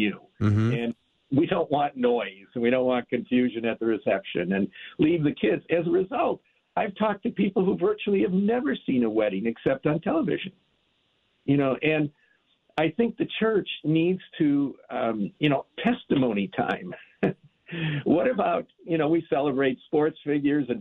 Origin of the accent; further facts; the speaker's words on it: Minneapolis, Minnesota, United States; growing up in the Minneapolis-St. Paul area